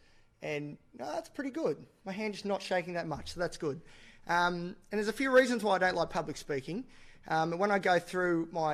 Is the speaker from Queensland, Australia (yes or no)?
no; Newcastle, New South Wales, Australia; I'm from Newcastle, which is the best place in the world.